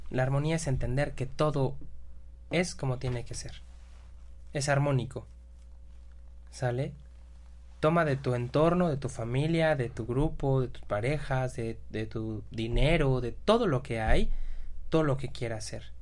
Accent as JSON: {"language": "Spanish", "country": "Mexico", "said": "Qué bueno que somos mexicanos"}